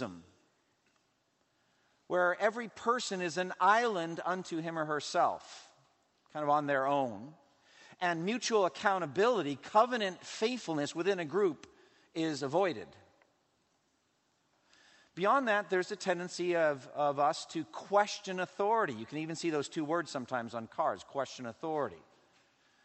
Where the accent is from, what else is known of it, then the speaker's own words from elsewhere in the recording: United States; we as American Christians